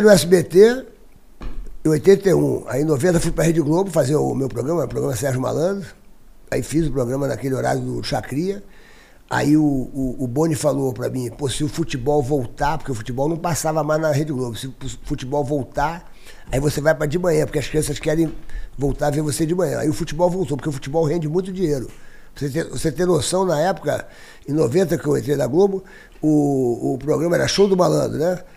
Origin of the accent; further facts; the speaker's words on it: Rio de Janeiro, Brazil; eu nasci no Rio de Janeiro.